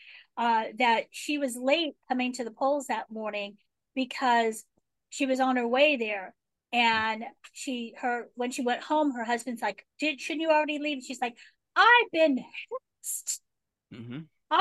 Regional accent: United States; moved away; also born or lived in Texas; I was born just outside of Washington, D.C.

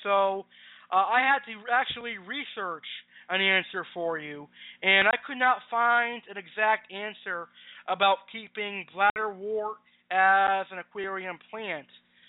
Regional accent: Maine, United States; now in Boston, United States; I was born and raised in Maine, but I have now moved to Boston. I love it here in Boston.

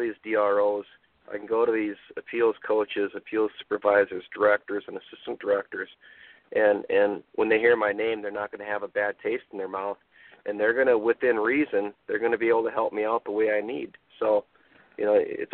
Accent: Minnesota, United States; I'm from Minnesota here

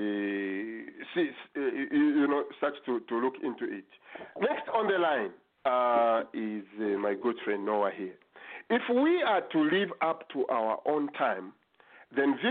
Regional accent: Zambia; for Zambians

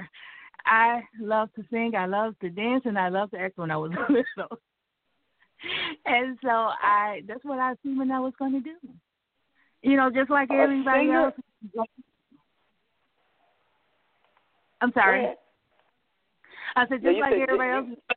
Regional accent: Lansing, Michigan, United States; I grew up in Lansing, Michigan

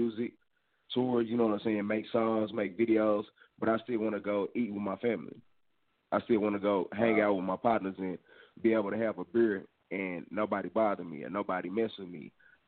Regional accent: Dallas, Texas, United States; I'm originally from Dallas, Texas.

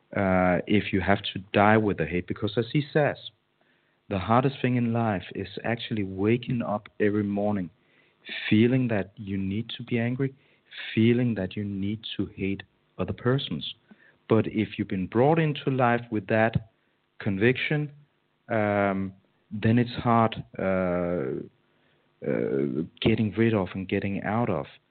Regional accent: Denmark; my hometown in Denmark

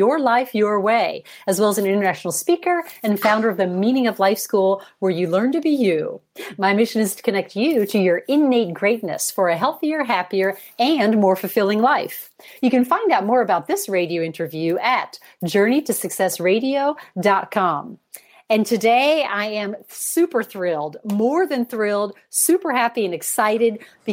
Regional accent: Chicago, Illinois, United States; now in Europe; I am American born. I was born in Chicago, but I've lived here in Europe for 30 years

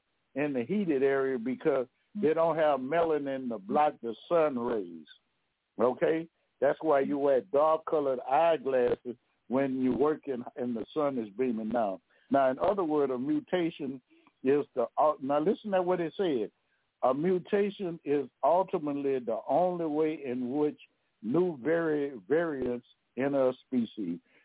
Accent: Louisiana, United States; I'm from Louisiana now

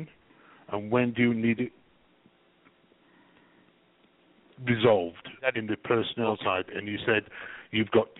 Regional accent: England, United Kingdom; now in Canada; I'm English. I'm English with a Canadian twist.

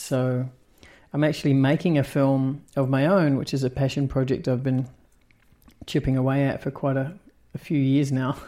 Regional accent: New Zealand; also born or lived in Australia; the town I grew up in in New Zealand

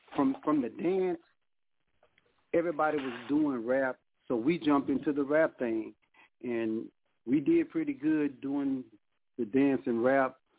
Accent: Baton Rouge, Louisiana, United States; now in Houston, United States; I'm from Baton Rouge, Louisiana. I'm living in Houston right now.

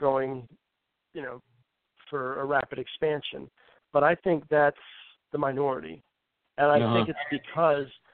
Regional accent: Cambridge, Massachusetts, United States; where I'm from Cambridge

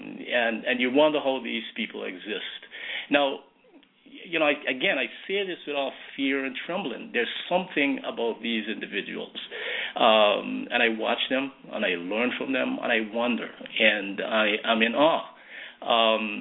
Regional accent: Guyana; now in United States; back in my hometown, in my village, in Guyana. And even then, growing up as a boy in that village

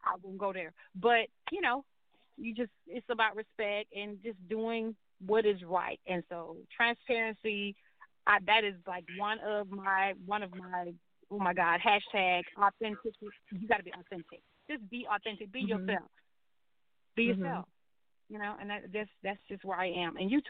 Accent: Charleston, South Carolina, United States; I grew up I'm from Charleston, South Carolina

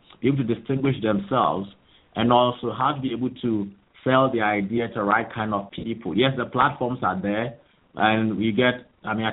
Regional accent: Ghana; moved away as an adult; now in United Kingdom; I'm originally from Ghana, and I came here basically to pursue my master's degree program

